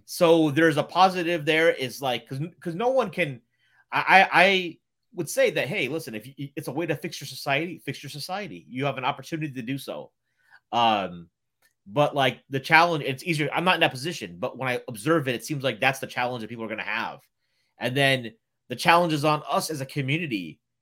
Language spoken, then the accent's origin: English; Ohio, United States; moved away as an adult; now in Chicago, United States; I'm from Ohio, but I've been in Chicago now for fourteen years